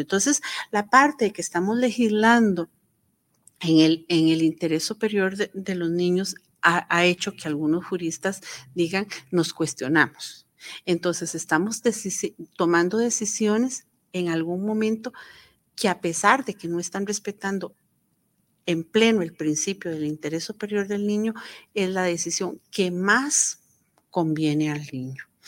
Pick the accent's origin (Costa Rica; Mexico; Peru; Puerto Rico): Costa Rica; Nosotros como Estado costarricense